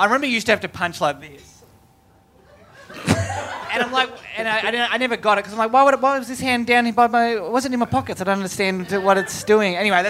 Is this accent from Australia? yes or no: yes; Australia; where are you from? I go, Australia.